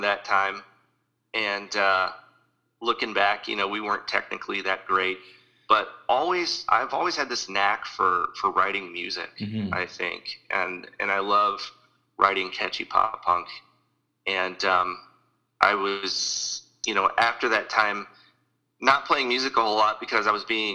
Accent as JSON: {"language": "English", "town": "Sullivan", "region": "Missouri", "country": "United States", "said": "I was from Sullivan, which is mid-Missouri."}